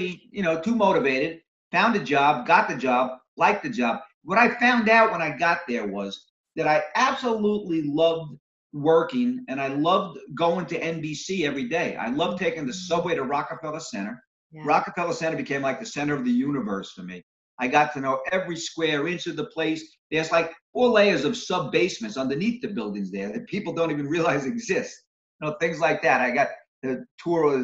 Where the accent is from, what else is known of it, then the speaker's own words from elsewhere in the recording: Valley Stream, New York and Breezy Point, United States; also born or lived in Brooklyn, New York; raised in Valley Stream, New York, and Breezy Point, New York.